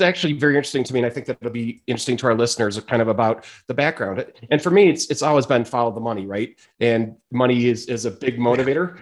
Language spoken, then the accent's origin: English; Chicago, Illinois, United States; moved away as an adult; now in Boulder, United States; I'm from Chicago, and I've been in Boulder coming up on five years now.